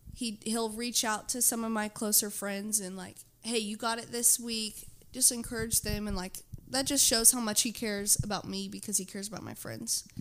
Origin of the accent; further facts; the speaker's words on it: Houston, Texas, United States; I'm from Houston